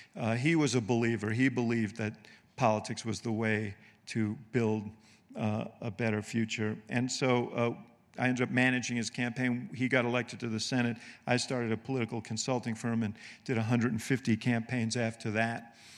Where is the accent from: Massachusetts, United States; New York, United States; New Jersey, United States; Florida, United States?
New York, United States; New York City; moved away; also born or lived in Illinois; housing development where I grew up in Manhattan called Stuyvesant Town